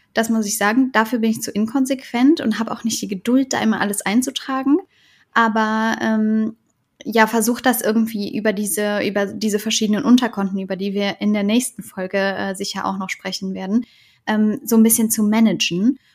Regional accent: Cologne, North Rhine-Westphalia, Germany; Ich bin in Köln geboren

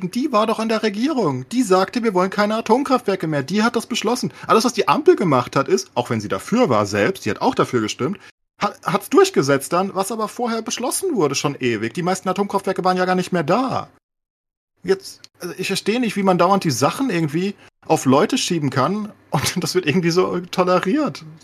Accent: Frankfurt, Hesse, Germany; born there; ich bin ja Frankfurter, gebürtiger, ne?

